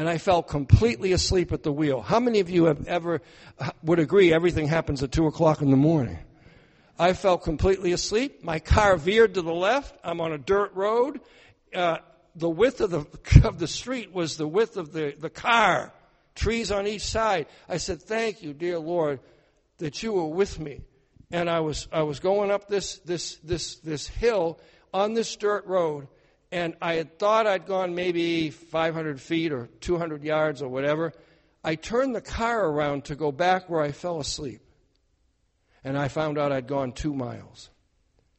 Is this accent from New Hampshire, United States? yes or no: yes; New Hampshire, United States; where I'm from in New Hampshire